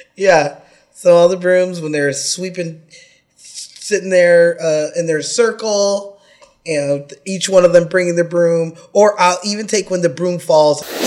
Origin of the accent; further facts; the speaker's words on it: California, United States; I'm from California and we're not an old state